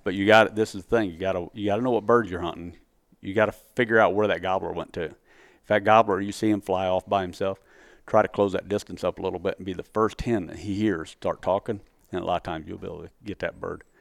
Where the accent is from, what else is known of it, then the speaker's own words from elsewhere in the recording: Missouri, United States; moved away; my home state.